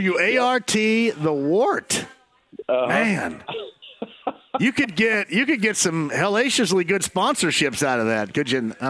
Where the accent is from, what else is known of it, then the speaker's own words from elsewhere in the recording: Eastern Greene, Indiana, United States; where I grew up in Eastern Green